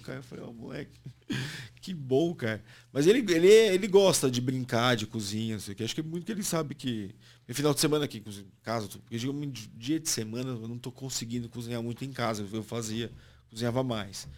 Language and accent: Portuguese; Santos, São Paulo, Brazil; moved away as an adult; now in São Paulo, Brazil; a infância que crescendo em Santos